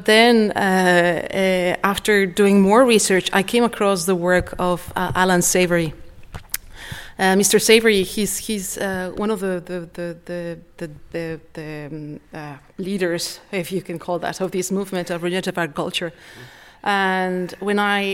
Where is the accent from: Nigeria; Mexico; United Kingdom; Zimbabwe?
Mexico; now in Foulksmills, Ireland; I'm originally from Mexico